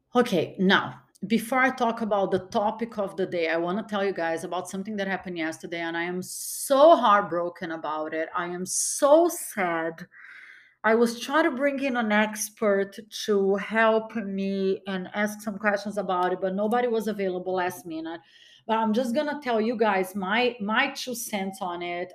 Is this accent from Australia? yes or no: no; Brazil; now in United States; I was born in Brazil. My mom was Brazilian